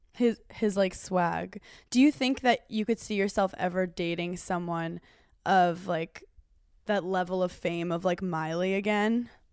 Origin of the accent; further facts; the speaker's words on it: New York, United States; now in Los Angeles, United States; I'm from New York.